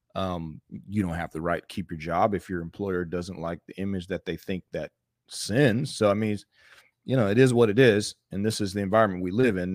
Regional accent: North Florida, United States; I, I grew up in North Florida

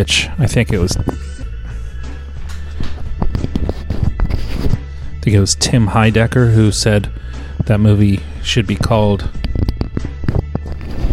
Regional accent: Norfolk, Virginia, United States; growing up in Norfolk, Virginia

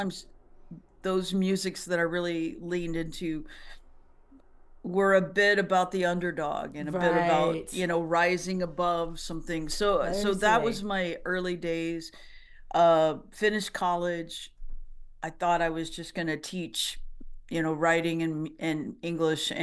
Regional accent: East Texas, United States; moved away as an adult; also born or lived in Austin, Texas; now in Nashville, United States; I was living in Austin, grew up in Texas, more East Texas

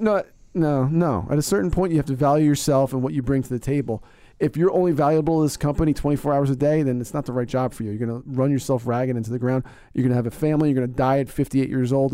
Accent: Northeast, United States; I'm from the Northeast

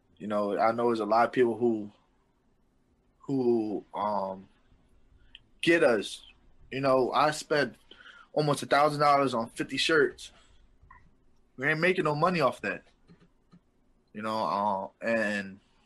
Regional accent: Philadelphia, Pennsylvania, United States; I'm from Philly

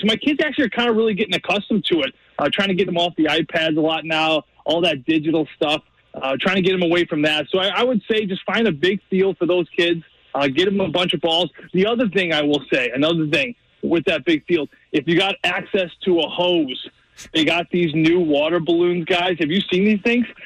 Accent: United States; I'm an American

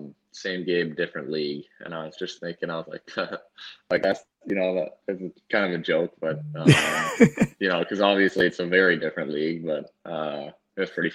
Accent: Canada; also born or lived in North Dakota; as a Canadian kid

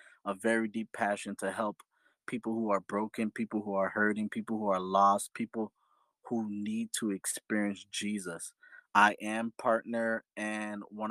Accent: Fort Lauderdale, Florida, United States; I am from South Florida, Fort Lauderdale, Florida specifically

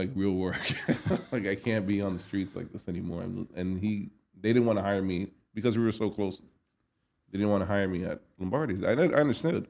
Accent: New York City, New York, United States; Grew up in New York, born and raised in Manhattan

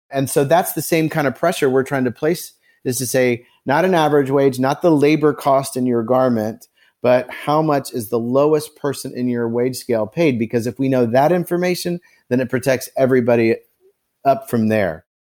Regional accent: Carmel, Indiana, United States; now in Nashville, United States; I grew up in Carmel, Indiana, on the north side of Indianapolis.

